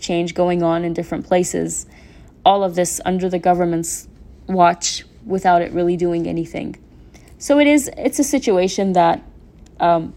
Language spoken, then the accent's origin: English; Mosul, Nineveh, Iraq; When I grew up in Mosul, there was no civil society.